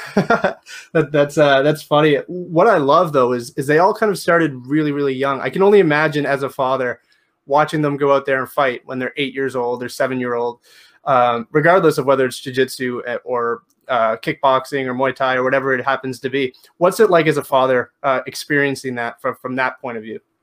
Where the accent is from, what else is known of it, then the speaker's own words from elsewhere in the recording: Canada; I'm from Canada